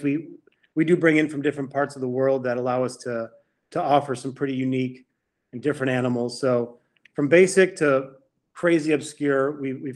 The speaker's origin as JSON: {"language": "English", "town": "Cleveland", "region": "Ohio", "country": "United States", "tie": "born or raised there", "also_born_or_lived": "Miami, Florida / Louisiana", "moved": "as an adult", "said": "I grew up in Cleveland. But then I moved to Miami, Florida for 10 years"}